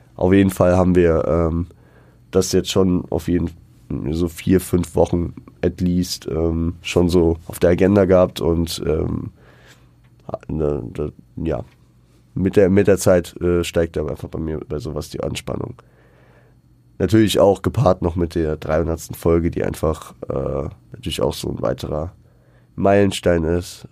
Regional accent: Frankfurt, Hesse, Germany; born or raised there

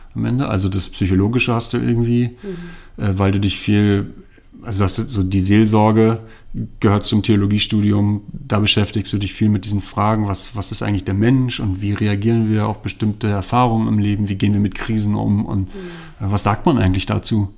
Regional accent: Berlin, Germany; now in Zürich, Switzerland; ich komme ja ursprünglich aus Berlin

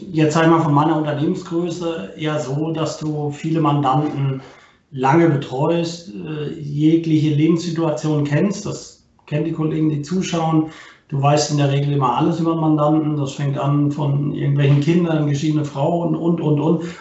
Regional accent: Baden-Württemberg, Germany; born there; ich komme gebürtig nicht aus Rostock, äh, bin geboren im Schwabenland, also auch ein Schwabe

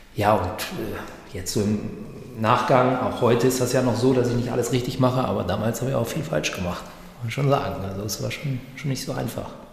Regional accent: Greater Hanover area or Göttingen, Lower Saxony, Germany; also born or lived in East Westphalia; now in Münster, Germany; ich komme aus dem Großraum Hannover äh, oder Göttingen eben

